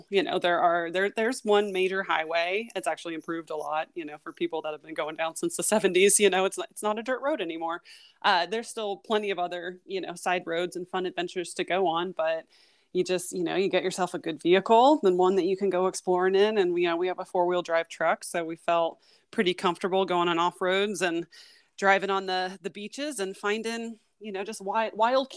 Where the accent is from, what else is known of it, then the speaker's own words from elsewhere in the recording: Midwest, United States; moved away as an adult; also born or lived in Portland, Oregon; I grew up in the Midwest